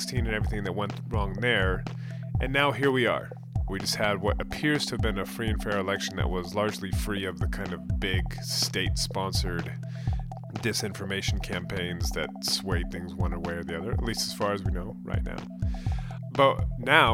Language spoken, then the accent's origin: English; San Jose, California, United States; I grew up in San Jose